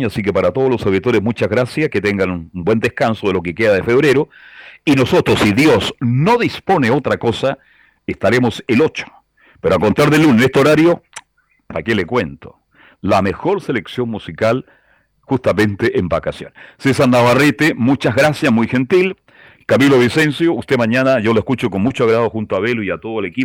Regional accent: Valparaíso, Chile; soy de Pancho Gancho, ¿ah? y soy del puerto.

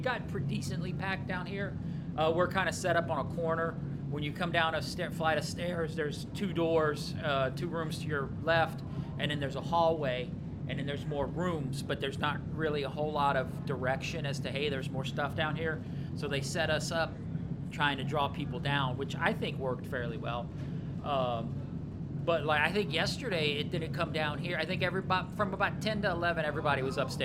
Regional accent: Atlanta, Georgia, United States; born or raised there

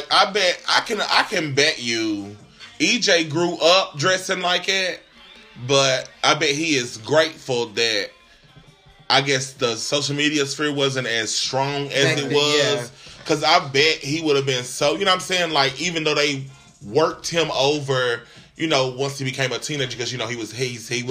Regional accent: Knoxville, Tennessee, United States; growing up in Austin Homes

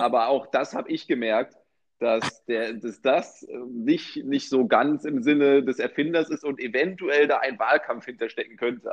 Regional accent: Berlin, Germany; ich bin ja gebürtiger äh, Berliner

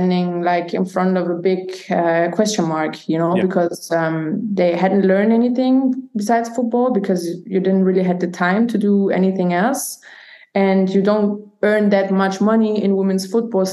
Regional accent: Nuremberg, Bavaria, Germany; moved away as an adult; also born or lived in Italy; I grew up in Nürnberg in Bavaria

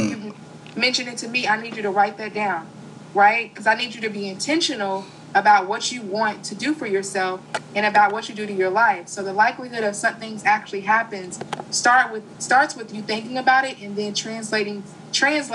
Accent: Kentucky, United States; I'm a girl from Kentucky

